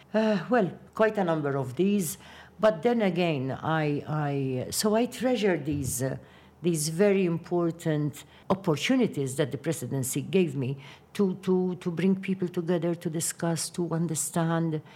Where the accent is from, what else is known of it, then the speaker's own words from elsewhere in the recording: Qormi, Malta; my hometown, Ormi